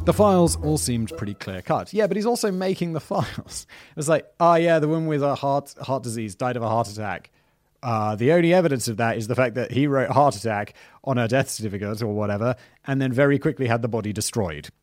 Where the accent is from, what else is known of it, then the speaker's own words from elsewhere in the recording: United Kingdom; I'm obviously British.